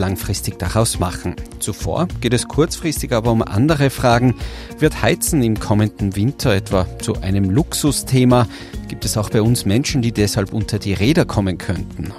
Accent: Tyrol, Austria; bei uns in Tirol

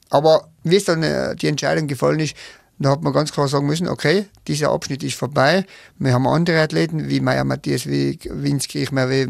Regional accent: Tyrol, Austria; accent: Tyrolean; Ich kenne es nur von meiner Region äh, und da hat sich aber das so eingebürgert und der, der Tiroler Dialekt ist ja so ein bisschen gröber

